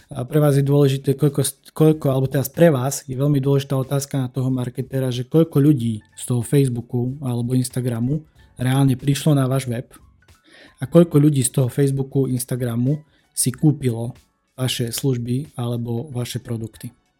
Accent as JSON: {"language": "Slovak", "region": "eastern Slovakia", "country": "Slovakia", "said": "u nás na východe"}